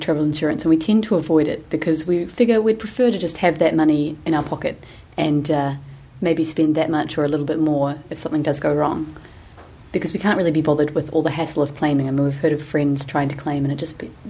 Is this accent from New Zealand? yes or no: yes; New Zealand; moved away as an adult; And we're both Kiwis from New Zealand. We're in our mid-20s.